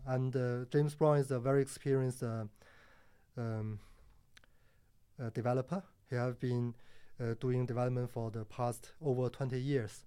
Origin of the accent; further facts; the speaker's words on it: Harbin, Heilongjiang, China; moved away as an adult; also born or lived in Sydney, Australia; now in Singapore; I born in China